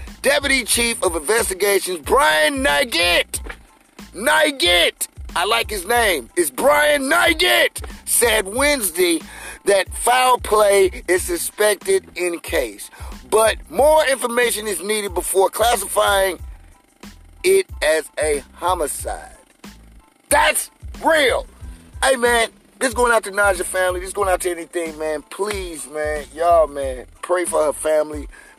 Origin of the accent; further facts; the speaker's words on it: St. Louis, Missouri, United States; now in Gary, United States; I'm from St. Louis